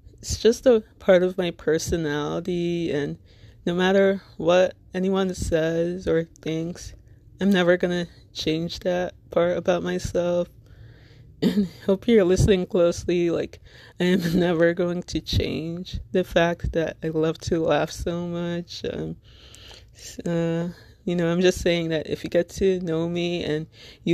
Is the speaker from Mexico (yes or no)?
no; Little Ferry, New Jersey, United States